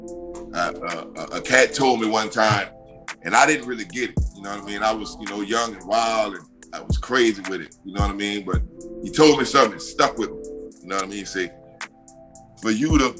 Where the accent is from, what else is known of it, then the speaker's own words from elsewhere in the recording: the South, United States; I'm from the South